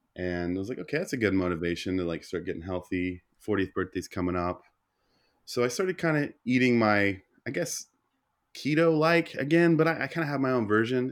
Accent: Oklahoma, United States; growing up in the Bible Belt of Oklahoma

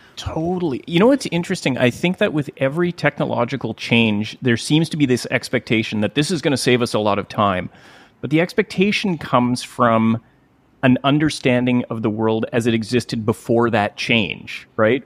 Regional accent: Gibsons, British Columbia, Canada; I've just joined recently a little pipe band here in my hometown of Gibson's

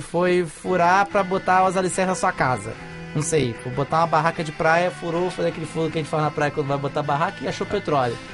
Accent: Brazil; eu sou brasileiro

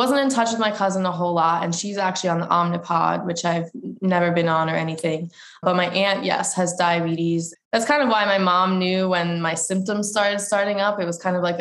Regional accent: Pennington, New Jersey, United States; I am from Pennington, New Jersey

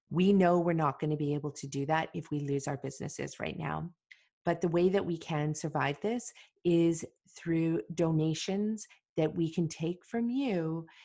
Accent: Beijing, China; English is a second language; moved away as an adult; now in Vancouver, Canada; Uh, Beijing. From Beijing.

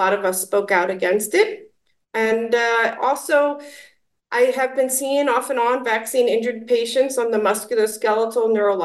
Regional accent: New York City, New York, United States; I was born and raised in New York City

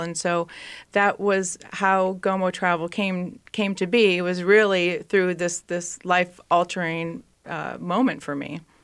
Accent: East Bethel, Minnesota, United States; I actually grew up in East Bethel, Minnesota, and went to Saint Francis High School

